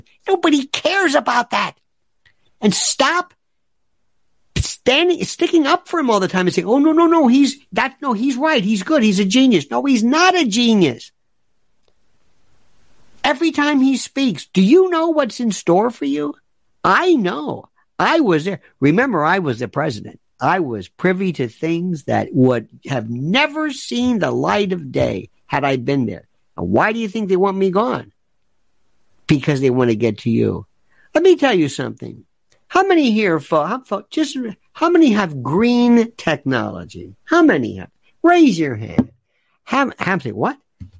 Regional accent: New York City, New York, United States; I'm from New York City. And we had really the best pizza where it was coal.

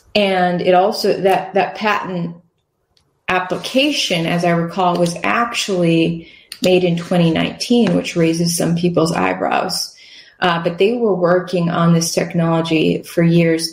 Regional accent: Wisconsin, United States; moved away; I grew up in Wisconsin

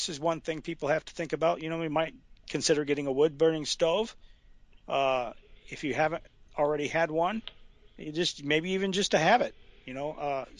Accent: Franklin County, Alabama, United States; moved away; I'm from Alabama, Franklin County

